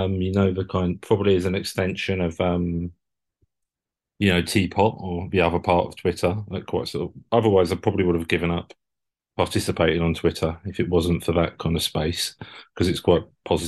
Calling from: London, United Kingdom; From London, East from London.

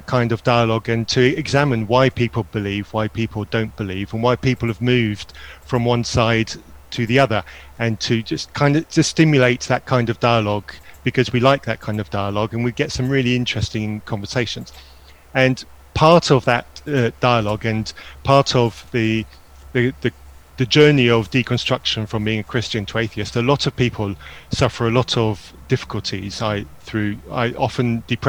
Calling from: Burnham-on-Sea, South West England, United Kingdom; I'm from Burnham-on-Sea, Somerset, UK.

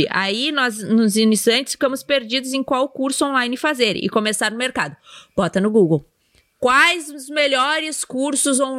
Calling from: Ji-Paraná, Rondônia, Brazil; Opa, Rondônia, sou de Rondônia.

